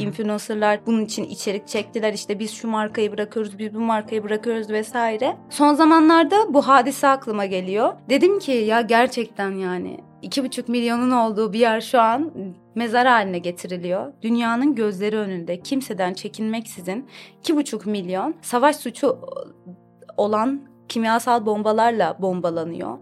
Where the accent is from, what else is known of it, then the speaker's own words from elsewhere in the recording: Istanbul, Turkey; Doğuma büyüme İstanbulluyum. Aslen Vanlıyım.